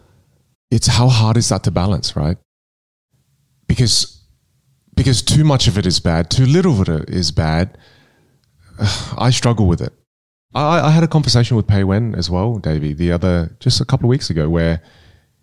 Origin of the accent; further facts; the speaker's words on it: Adelaide, South Australia, Australia; first language Teochew; English is a second language; moved away as an adult; also born or lived in United States; I'm from Adelaide, right? And I come from the northern suburbs, you know, it's the hood. And I never had any opportunities growing up